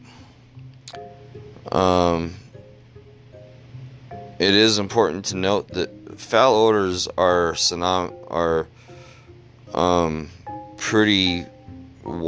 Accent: Utah, United States; my hometown of Utah.

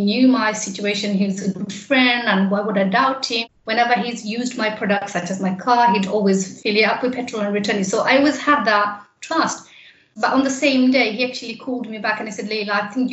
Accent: London, United Kingdom; I have grown up in East London in Poplar.

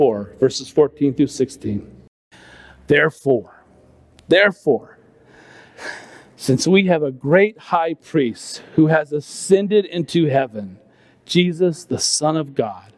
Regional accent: California, United States; I grew up in California

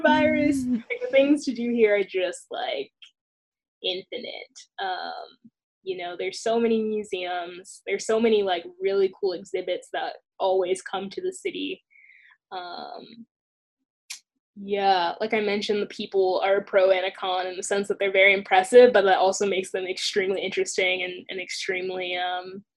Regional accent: the South, United States; moved away as an adult; I'm from the South

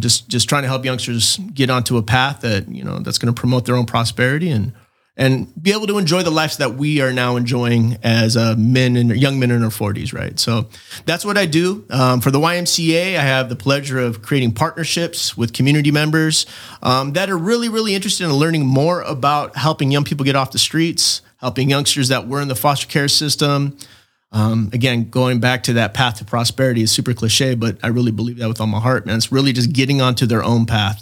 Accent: Chula Vista, California, United States; born and raised in Chula Vista, nineteen seventy-eight, August twentieth

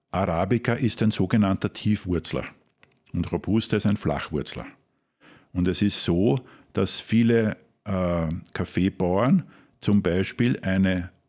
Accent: Krems, Lower Austria, Austria; bin im Ursprung ein Wachauer, also ich bin in Krems aufgewachsen

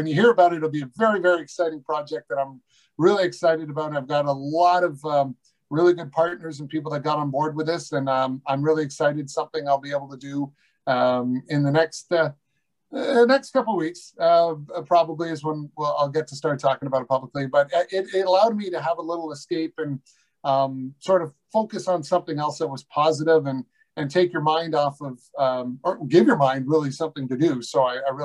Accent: Newmarket, Ontario, Canada; my hometown of Newmarket

